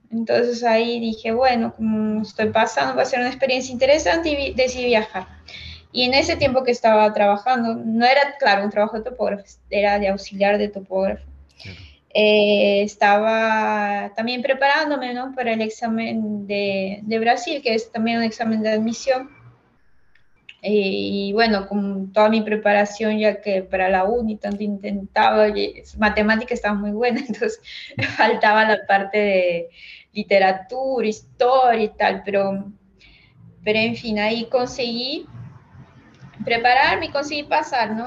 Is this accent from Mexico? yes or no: no; Huancayo, Junín, Peru; moved away as an adult; now in Brazil; yo soy de Huancayo